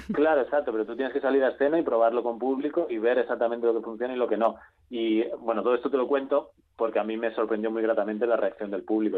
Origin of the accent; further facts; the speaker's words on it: Galicia, Spain; allí en Galicia, yo soy gallego.